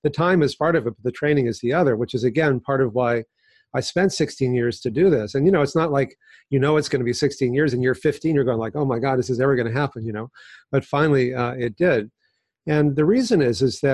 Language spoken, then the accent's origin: English; Texas, United States; now in California, United States; I grew up in Texas